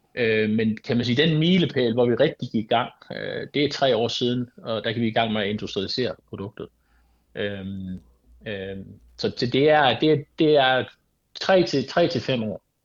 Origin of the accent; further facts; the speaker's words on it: Denmark; jeg er dansker